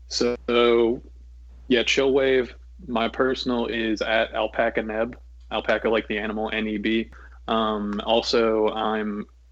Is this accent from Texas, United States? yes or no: no; Pennsylvania, United States; because I'm from Pennsylvania, where like most of our fine dining is done in gas stations between Sheetz and Wawa.